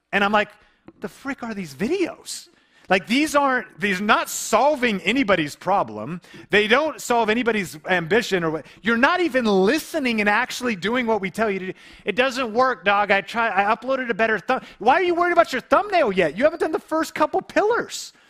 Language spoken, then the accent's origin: English; Seattle area, Washington, United States; a small town we grew up in together in the Seattle area